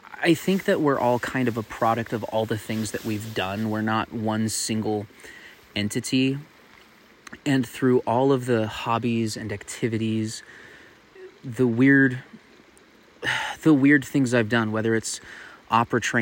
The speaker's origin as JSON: {"language": "English", "town": "Tucson", "region": "Arizona", "country": "United States", "tie": "born or raised there", "said": "Tucson, Arizona, my hometown"}